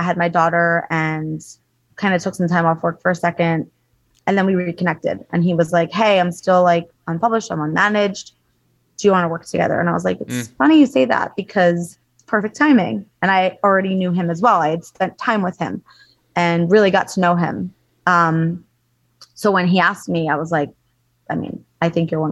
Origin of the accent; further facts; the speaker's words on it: Long Island, New York, United States; also born or lived in Los Angeles, California / East Coast; now in Miami, United States; we're both from Long Island, New York